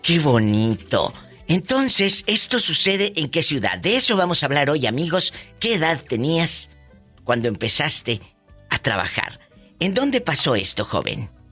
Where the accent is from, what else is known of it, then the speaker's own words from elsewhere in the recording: Matamoros, Tamaulipas, Mexico; moved away; en mi tierra, en mi Tamaulipas, querido, en mi Matamoros del alma